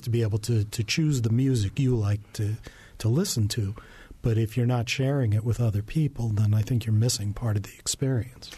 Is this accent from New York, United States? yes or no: yes; New York, United States; I grew up in New York